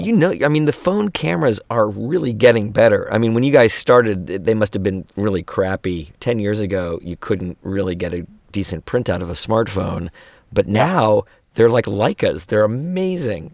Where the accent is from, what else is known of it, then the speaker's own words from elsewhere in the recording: Gainesville, Florida, United States; I was raised in Gainesville